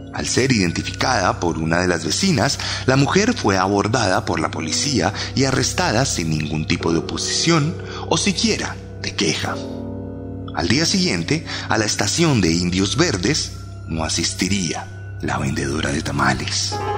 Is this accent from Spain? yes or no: no; Colombia; lo digo como colombiano